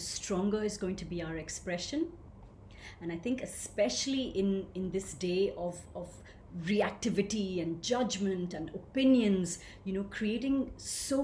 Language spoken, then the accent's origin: English; India; I grew up gloriously in a small town in India. And what could be a more authentic expression of that than my unique accent?